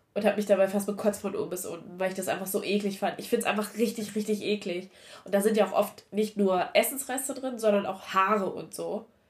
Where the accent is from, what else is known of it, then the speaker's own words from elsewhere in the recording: Saxony-Anhalt, Germany; Ich komme aus Sachsen-Anhalt.